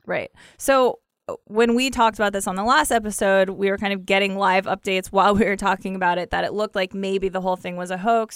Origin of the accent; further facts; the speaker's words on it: Ohio, United States; I'm from the Midwest. I'm from Ohio.